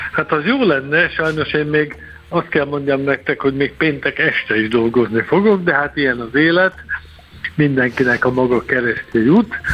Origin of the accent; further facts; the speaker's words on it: Tatabánya, Komárom-Esztergom, Hungary; én Tatabányán születtem, élek, innen járom a világot